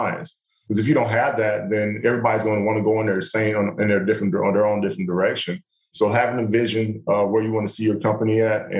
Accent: the South, United States; moved away; I grew up in the South.

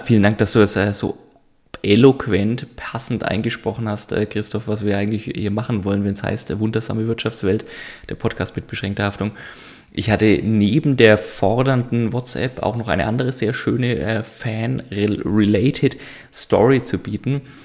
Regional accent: Franconia, Bavaria, Germany; Muss ich als Franke nachfragen

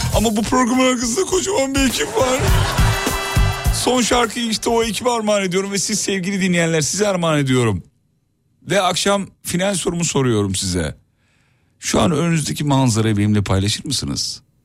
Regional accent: Kocaeli, Turkey; also born or lived in Erzurum; now in Istanbul, Turkey; ben e, özümde Erzurumluyum ama doğma büyüme Kocaeli

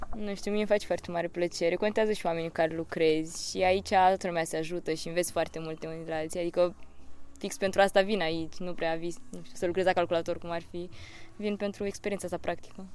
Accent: Galați, Galați County, Romania; moved away as an adult; now in Bucharest, Romania; am 23 de ani și vin din Galați, dar studiez la București

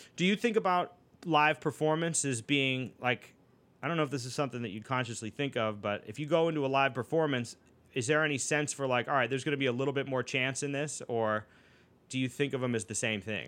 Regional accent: Boston, Massachusetts, United States; growing up in Boston

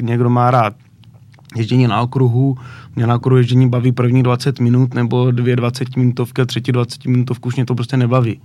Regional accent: Náměšť nad Oslavou, Vysočina Region, Czechia; v náměšť na to slavu, odkud pocházím

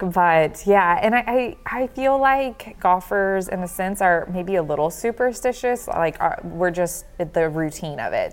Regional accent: the South, United States; I'm from the South

